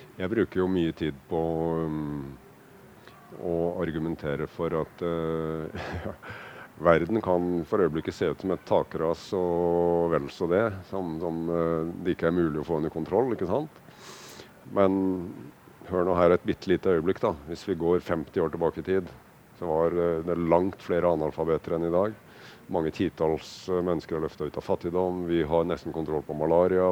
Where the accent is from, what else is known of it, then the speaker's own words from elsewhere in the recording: Kragerø, Telemark, Norway; jeg vokste opp i Kragerø